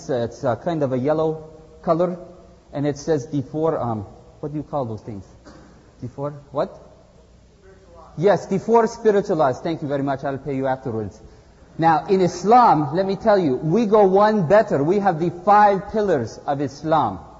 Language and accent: English; Izmir, Turkey; English is a second language; I come from Izmir, Turkey.